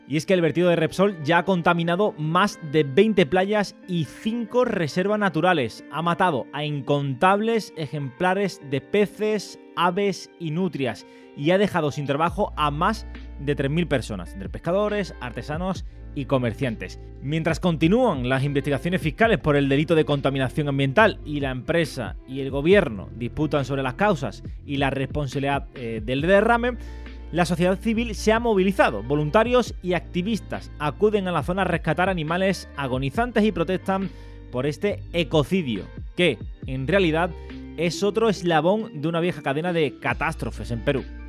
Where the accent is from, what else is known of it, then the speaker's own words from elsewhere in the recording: Andalusia, Spain; aquí en mi tierra